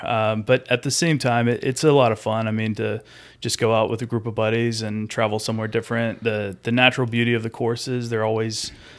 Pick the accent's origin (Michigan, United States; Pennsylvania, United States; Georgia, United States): Georgia, United States; I grew up in Pike County, Georgia. It's about 2 hours south of here. It's a small county and a small town, and probably more cows than people there.